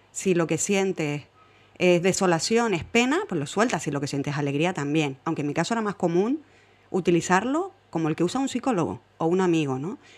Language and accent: Spanish; Fuenlabrada, Community of Madrid, Spain